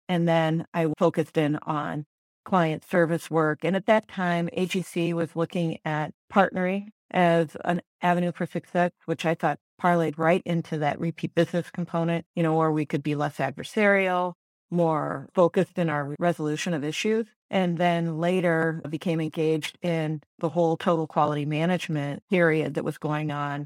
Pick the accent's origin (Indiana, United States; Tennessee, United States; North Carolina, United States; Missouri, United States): Missouri, United States; St. Louis; also born or lived in Ann Arbor, Michigan / Chicago; So I am from Saint Louis. I grew up here in West County